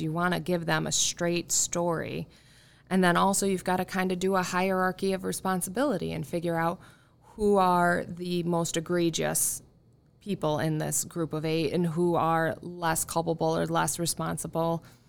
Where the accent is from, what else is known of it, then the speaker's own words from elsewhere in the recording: Irondequoit, New York, United States; I'm from Arundecoyt originally, uh, born and raised